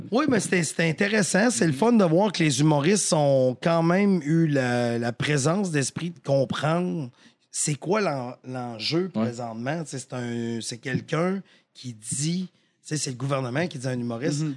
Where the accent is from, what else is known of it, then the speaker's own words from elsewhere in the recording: Victoriaville, Quebec, Canada; je viens de Victo